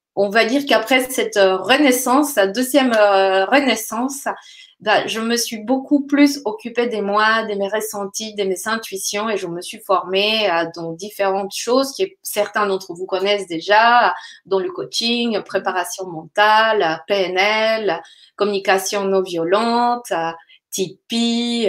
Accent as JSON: {"language": "French", "country": "Colombia", "moved": "yes", "said": "je viens de la Colombie"}